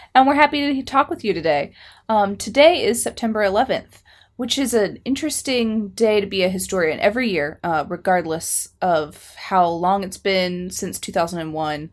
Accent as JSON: {"language": "English", "country": "United States", "said": "as an American"}